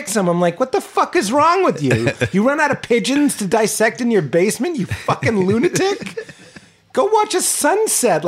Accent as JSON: {"language": "English", "town": "Lexington", "region": "Massachusetts", "country": "United States", "tie": "born or raised there", "moved": "yes", "said": "we're both from Boston"}